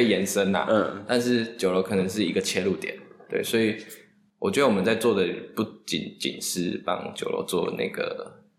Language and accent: Chinese; Pingtung County, Taiwan; moved away as an adult; also born or lived in Taoyuan; now in Taipei, Taiwan; 我是品种长大的小孩。嗯。然后大学才到桃园念书，然后工作还在台北